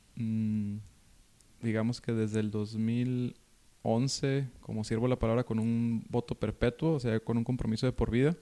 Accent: Ensenada, Baja California, Mexico; now in Monterrey, Mexico; yo soy de Ensenada

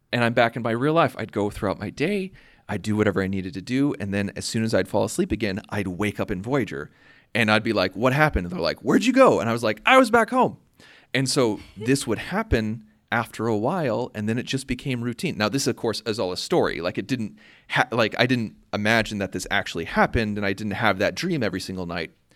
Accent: Urbana, Illinois, United States; I'm from Urbana, Illinois, in the United States

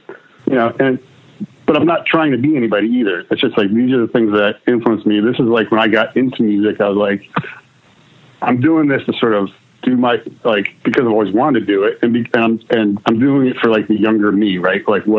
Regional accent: New Jersey, United States; I grew up in the Jersey suburbs, really.

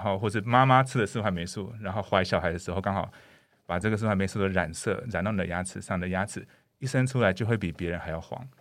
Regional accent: Canada; first language English; Chinese is a second language; now in Taiwan; 因为我以前是在加拿大长大，我从小加拿大长大

